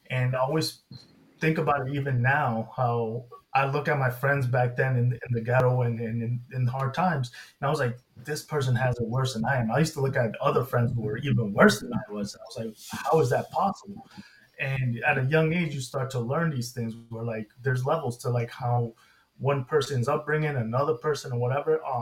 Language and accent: English; England, United Kingdom; born there; I was born in England, yeah.